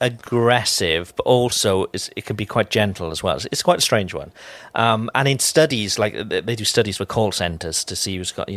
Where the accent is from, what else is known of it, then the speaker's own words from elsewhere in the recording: Cardiff, Wales, United Kingdom; moved away; And even back in Wales, you know, I'm from Cardiff